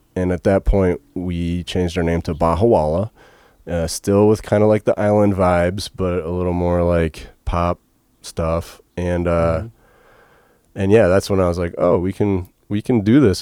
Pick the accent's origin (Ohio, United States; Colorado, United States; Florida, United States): Ohio, United States; Ashtabula; I grew up in Ashtabula, Ohio. It's uh, outside Cleveland, up on Lake Erie